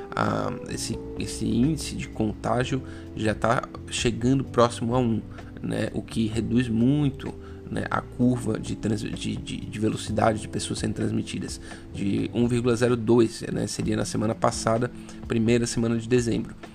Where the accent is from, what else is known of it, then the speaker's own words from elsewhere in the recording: Brazil; porque a gente é brasileiro